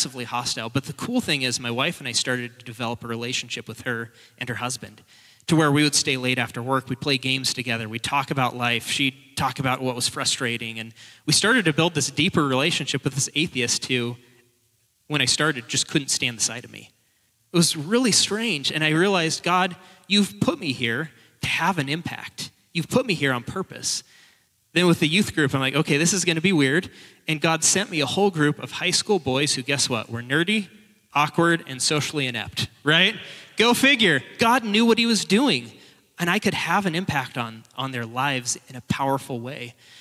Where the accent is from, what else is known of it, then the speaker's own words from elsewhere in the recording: Portland, Oregon, United States; moved away as an adult; now in Spokane, United States; I'm not a local. I am now, but I was from Portland originally, but my wife and I moved up here